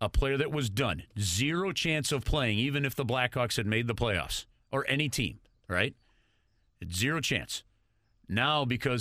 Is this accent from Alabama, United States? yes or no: no; St. Louis, Missouri, United States; It's because I'm from St. Louis and it's a birthright.